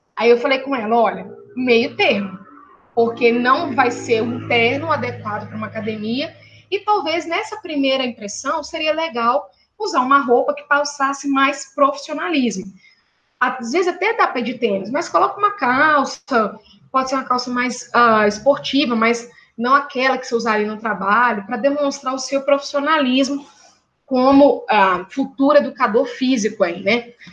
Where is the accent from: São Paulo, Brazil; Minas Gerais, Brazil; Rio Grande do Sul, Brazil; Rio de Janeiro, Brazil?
Minas Gerais, Brazil; eu e a professora Hélida somos mineiras